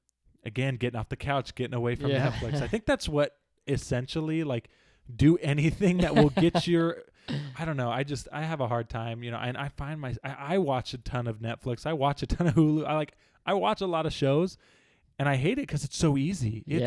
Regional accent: California, United States; born there; also born or lived in Alaska / Arizona / Utah; I was born in California. My family was in the military a little bit after I was born. And so we moved up to Alaska, were there for a little while

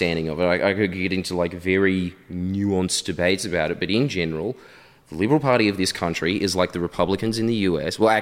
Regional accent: Australia; you go there as an Australian

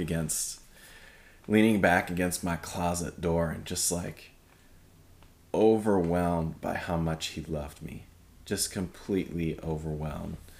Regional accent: Michigan, United States; moved away as an adult; I grew up in Michigan, uh, which is very cold place.

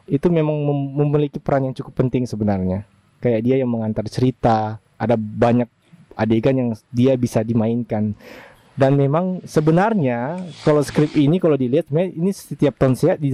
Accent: Bitung, North Sulawesi, Indonesia; di Bitung tapi kita merasa bahwa kita punya identitas Tensia itu seolah-olah hilang hanya gara-gara

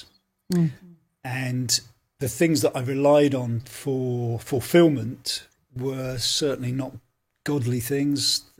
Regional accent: Leighton Buzzard, East of England, United Kingdom; moved away as an adult; now in Belfast, United Kingdom; My parents I was in Leighton Buzzard, actually. It's a place called Leighton Buzzard in South Bedfordshire, just north of London, about 40 miles north of London.

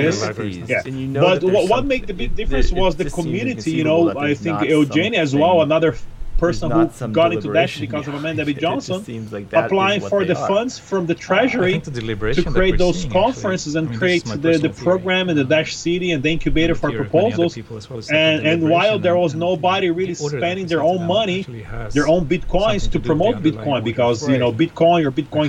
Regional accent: Brazil; now in United States; I'm an immigrant. I live in the U.S. I've been here for over 20 years, even though I'm from Brazil

